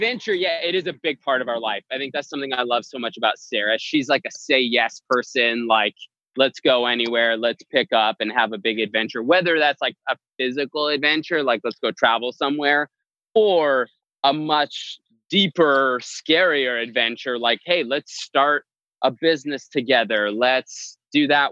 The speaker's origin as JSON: {"language": "English", "town": "Edmonton", "region": "Alberta", "country": "Canada", "tie": "born or raised there", "also_born_or_lived": "Los Angeles", "moved": "as an adult", "said": "I grew up in Edmonton, Alberta, Canada, and had lived there till I was about 21."}